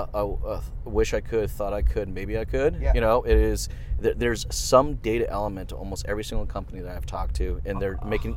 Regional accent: Canada; Being two Canadian boys

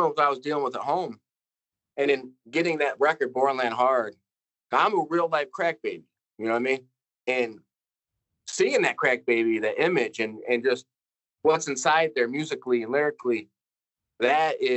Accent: Detroit, Michigan, United States; we're from Detroit

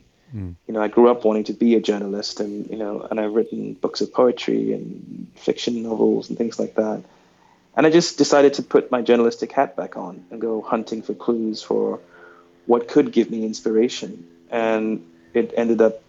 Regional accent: Sri Lanka; moved away; also born or lived in New York City; I'm a kid from Sri Lanka who grew up obsessed with pop culture

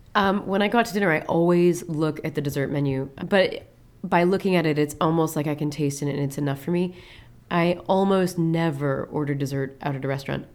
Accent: Peoria, Illinois, United States; moved away; also born or lived in Columbus, Ohio; I'm originally from Peoria, Illinois, which is truly the Midwest.

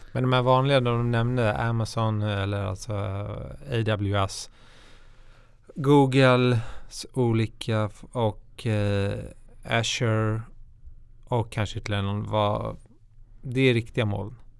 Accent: Stockholm, Stockholm County, Sweden; jag är ju stockholmare

